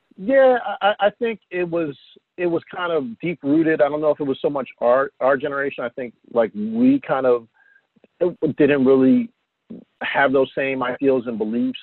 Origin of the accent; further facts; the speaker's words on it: New Jersey, United States; also born or lived in Atlantic City, New Jersey (born); growing up in South Jersey